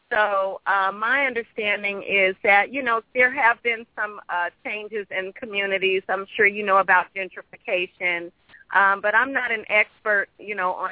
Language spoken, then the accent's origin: English; Midwest, United States; also born or lived in Brooklyn, New York / Queens, New York; Well, I was born in Brooklyn, and my family and I lived in Queens actually for several years, and the bulk of my childhood and uh, teenage life was spent in the Midwest.